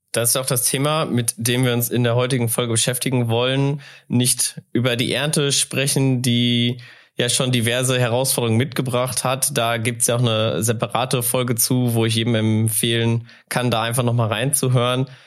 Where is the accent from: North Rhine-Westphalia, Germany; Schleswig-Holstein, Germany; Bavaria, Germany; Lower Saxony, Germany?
North Rhine-Westphalia, Germany; now in North Hesse, Germany